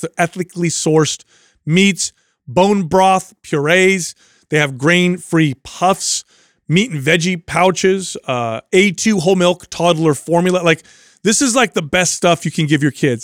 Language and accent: English; United States; I am an American